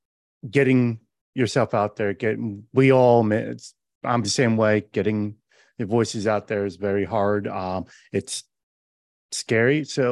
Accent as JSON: {"language": "English", "region": "New Jersey", "country": "United States", "moved": "as an adult", "lives_now": "Las Vegas, United States", "said": "we're both are from New Jersey"}